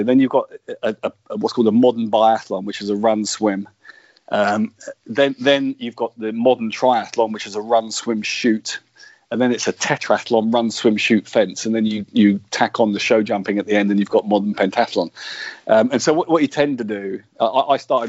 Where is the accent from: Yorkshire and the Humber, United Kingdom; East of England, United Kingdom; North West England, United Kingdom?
East of England, United Kingdom; Luton; I was born and brought up in Luton